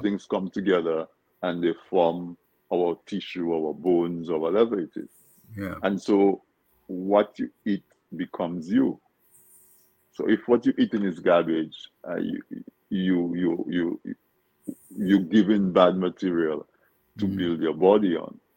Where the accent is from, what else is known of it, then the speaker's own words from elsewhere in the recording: Dominica; we grew up in Dominica eating certain foods